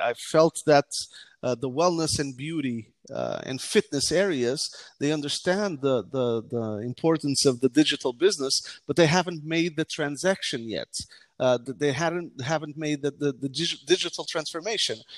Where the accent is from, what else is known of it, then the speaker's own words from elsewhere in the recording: Portugal; also born or lived in United States; I mainly grew up in Portugal